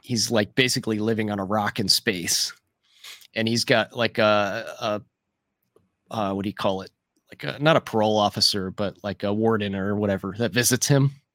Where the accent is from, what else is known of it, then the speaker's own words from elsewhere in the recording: near Louisville, Kentucky, United States; Louisville's, uh, close to my, my hometown here